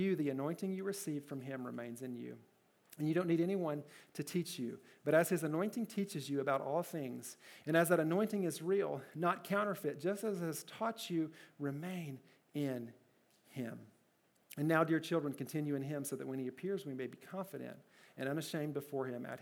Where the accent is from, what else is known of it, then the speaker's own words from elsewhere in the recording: Kentucky, United States; My first job, I worked at a gas station in my hometown in Kentucky